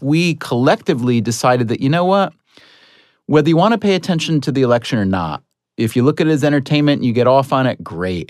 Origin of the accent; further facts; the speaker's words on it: Schenectady, New York, United States; I was born in Ellis Hospital in Schenectady, New York